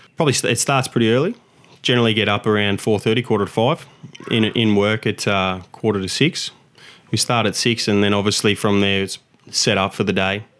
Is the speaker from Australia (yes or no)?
yes; Victoria, Australia; now in Gold Coast, Australia; I moved up from Victoria when I was younger and uh, to to Queensland, obviously the Gold Coast